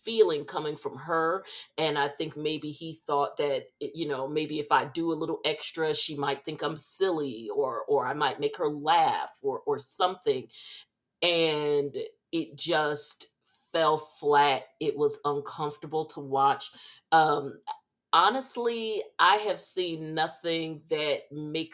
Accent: Northeast, United States; we're from the Northeast, Sharita as well, we, the three of us

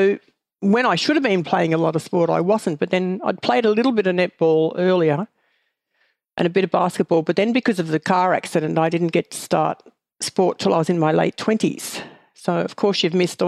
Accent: Ballarat, Victoria, Australia; I grew up on a small farm near a place called Ballarat, which is about an hour from where I live now

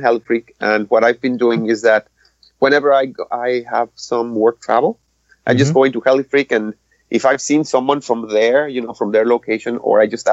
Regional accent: Mexico; moved away as an adult; also born or lived in Nebraska; now in Wisconsin, United States; I'm originally from Mexico, and I immigrated about, 5 years ago? Okay. I first went to Nebraska, and now I moved to Wisconsin.

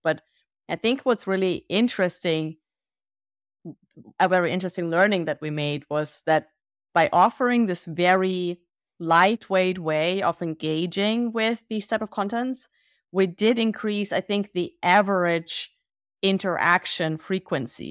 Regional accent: Germany; also born or lived in Soviet Union; we moved to Germany, and I grew up in Germany

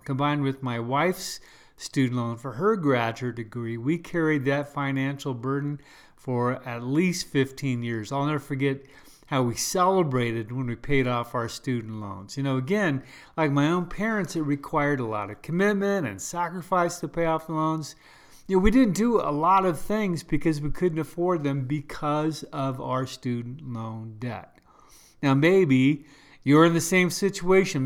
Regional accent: United States; I'm first a Christian, then I'm American.

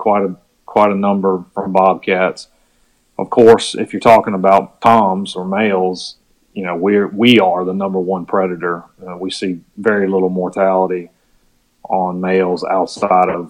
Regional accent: Virginia, United States; also born or lived in Mississippi; I grew up in Virginia

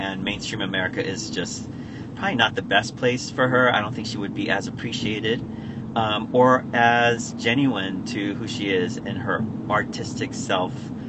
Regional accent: United States; I'm one of the Yanks. One of the Yanks

